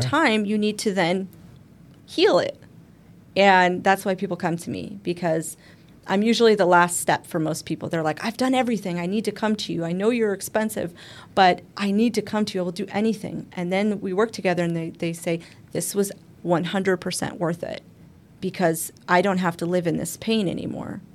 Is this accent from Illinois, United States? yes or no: no; Arizona, United States; We're from Arizona